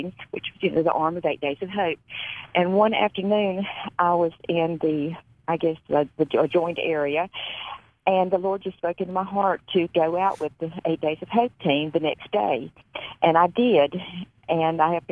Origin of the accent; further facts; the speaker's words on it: North Carolina, United States; North Carolina. I forgot my home state.